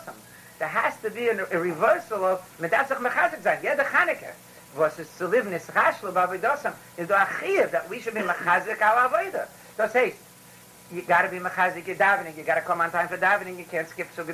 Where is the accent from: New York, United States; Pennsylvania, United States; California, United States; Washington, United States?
New York, United States; New York City; I grew up in the Bronx with all the Irish